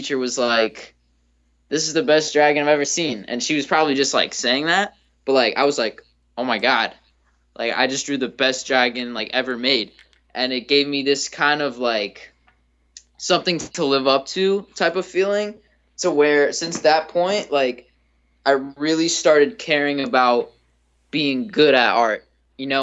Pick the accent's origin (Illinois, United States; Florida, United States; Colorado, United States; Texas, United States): Florida, United States; South; I'm from South Florida